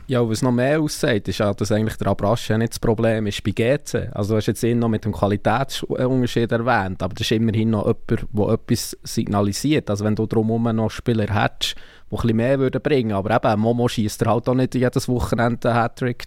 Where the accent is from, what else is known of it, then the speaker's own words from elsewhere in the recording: Bern, Switzerland; als jemand, der aus Bern kommt